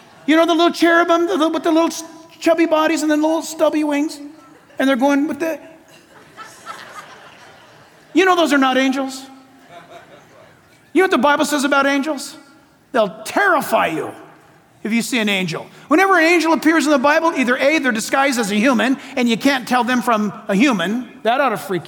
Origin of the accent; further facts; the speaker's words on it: San Diego, California, United States; Shadow Mountain Church in my hometown, San Diego.